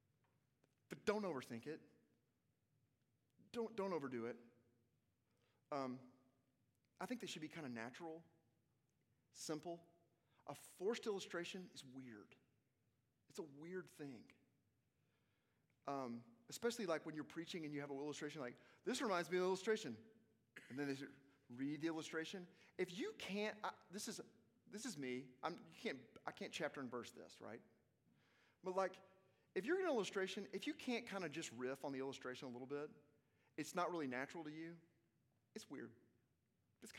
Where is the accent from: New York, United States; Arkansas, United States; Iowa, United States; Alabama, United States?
Arkansas, United States; I'm from Arkansas